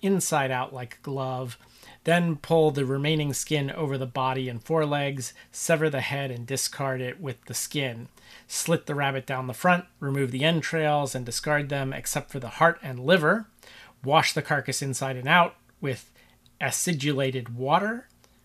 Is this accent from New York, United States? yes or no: no; Cincinnati, Ohio, United States; where I grew up in Cincinnati, Ohio